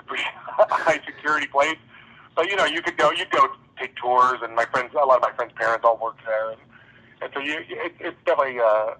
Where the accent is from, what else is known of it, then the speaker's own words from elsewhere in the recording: Los Alamos, New Mexico, United States; I grew up in Los Alamos, New Mexico, which is just a town of scientists.